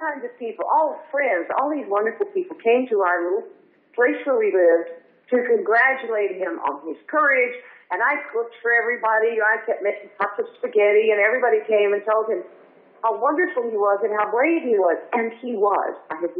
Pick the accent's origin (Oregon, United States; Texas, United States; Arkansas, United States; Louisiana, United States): Texas, United States; accent: Texas; Well, because I still had my Texas accent, which, by the way, I have never sought to lose.